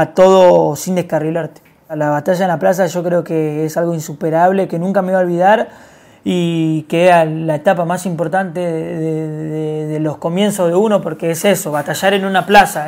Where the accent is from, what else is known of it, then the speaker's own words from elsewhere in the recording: González Catán, Buenos Aires Province, Argentina; Yo vengo de González Catán, Villa un barrio acá de Buenos Aires